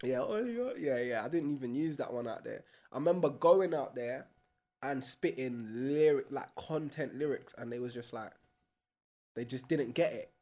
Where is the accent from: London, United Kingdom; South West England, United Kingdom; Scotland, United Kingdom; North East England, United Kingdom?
London, United Kingdom; growing up in broccoli